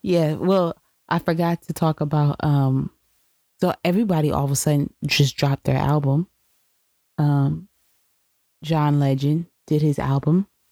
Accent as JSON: {"language": "English", "region": "New York", "country": "United States", "said": "being a New Yorker"}